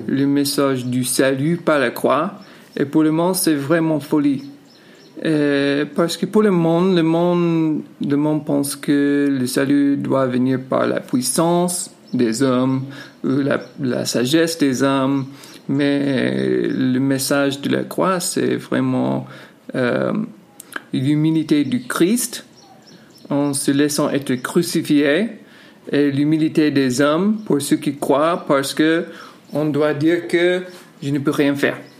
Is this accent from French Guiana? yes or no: no; United States; now in Yaoundé, Cameroon; je suis américain